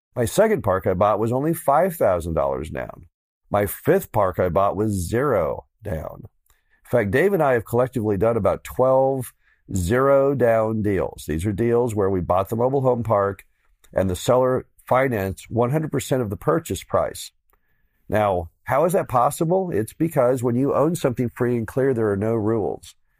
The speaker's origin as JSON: {"language": "English", "region": "Missouri", "country": "United States", "said": "my home state of Missouri"}